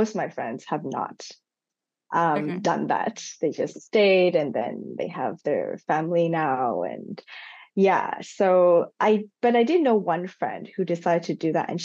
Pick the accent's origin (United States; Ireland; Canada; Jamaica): Canada; Montreal, Quebec; also born or lived in Hong Kong / Macau / Toronto; born in Hong Kong, but I actually never lived there. After I was born, I went to Macau, and then when I was 4 and a half, we moved to Canada, to Toronto first, and then to Montreal. And so most of my life has been in Montreal.